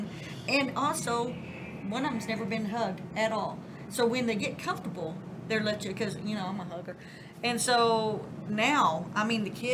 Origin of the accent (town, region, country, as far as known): Southern, United States; accent: Southern